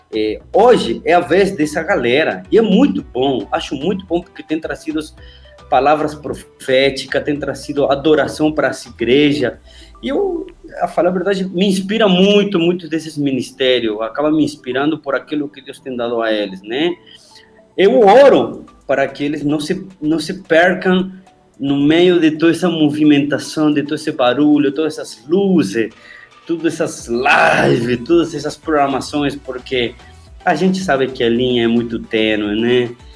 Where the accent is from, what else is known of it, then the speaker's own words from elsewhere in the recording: Argentina; moved away; also born or lived in Buenos Aires; eu vim aqui em Buenos Aires, pô, eu sou do interior, eu moro lá nas montanhas.